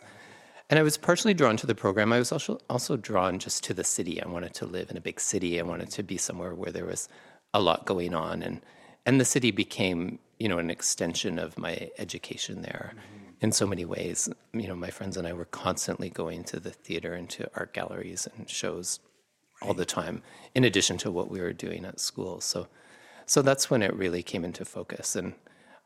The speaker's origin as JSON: {"language": "English", "town": "Kitchener-Waterloo", "region": "Ontario", "country": "Canada", "tie": "born or raised there", "also_born_or_lived": "Cambridge, Ontario / Montreal", "moved": "as an adult", "said": "I grew up in Cambridge and Kitchener-Waterloo"}